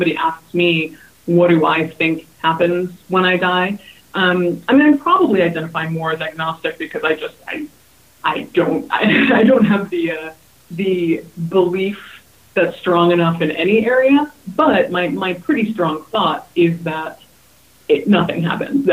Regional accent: Hawaii, United States; now in California, United States; I grew up in Hawaii, and I've spent my whole career in California.

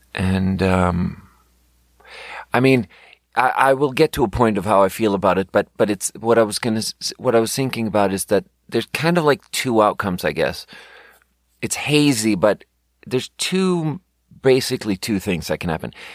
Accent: Sweden; moved away as an adult; now in United States; I'm from Sweden

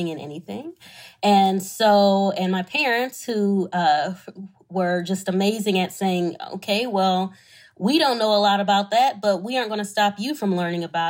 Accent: Detroit, Michigan, United States; my hometown, Detroit, Michigan

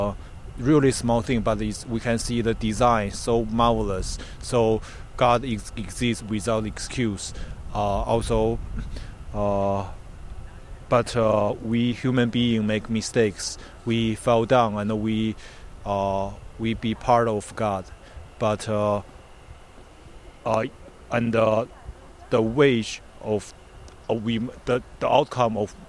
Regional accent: Northeast China, China; moved away as an adult; now in United States; I'm from the northeast of China

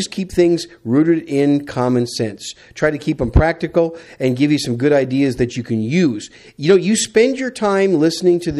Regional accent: Wisconsin, United States; moved away as an adult; also born or lived in New York City, New York; now in Texas, United States; I call Wisconsin home, even though I was born in New York City. I was raised most of my life in America's Dairyland

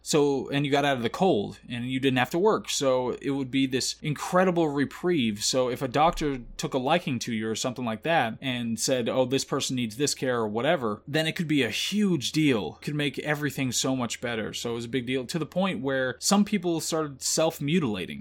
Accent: United States; as an American

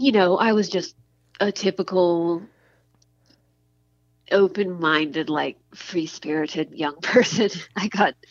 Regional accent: Midland, Texas, United States; moved away as an adult; also born or lived in Santa Barbara, California; now in Austin, United States; I grew up in West Texas, right? In a town called Midland, the oil

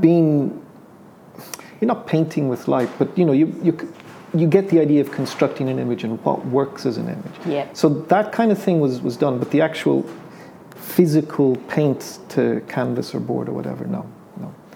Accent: Ireland; accent: Irish; also born or lived in United Kingdom; we moved off to the UK for three years, which was kind of like a, a formative period. Then went back to Ireland

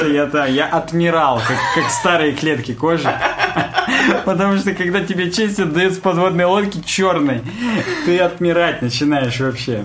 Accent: Chelyabinsk, Chelyabinsk Oblast, Russia; мы из Челябинска

